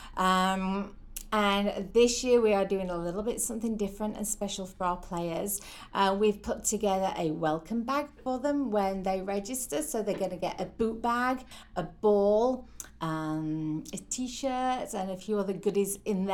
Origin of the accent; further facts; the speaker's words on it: St Helens, North West England, United Kingdom; moved away as an adult; now in Oswego, United States; originally from a town called St Helens in the northeast of England.